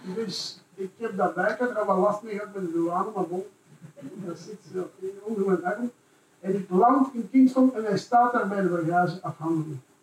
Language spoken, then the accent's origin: Dutch; Brussels, Brussels-Capital Region, Belgium; ik dan ook als Brusselaar